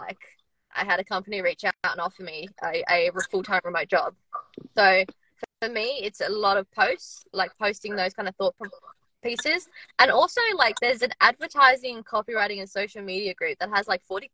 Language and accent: English; Australia; moved away as an adult; now in United Kingdom; I'm in the UK at the moment, but I'm from Australia